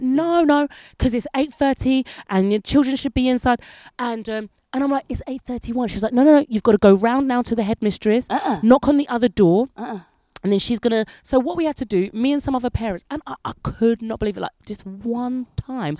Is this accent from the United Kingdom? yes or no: yes; England, United Kingdom; moved away as an adult; now in France; I'm English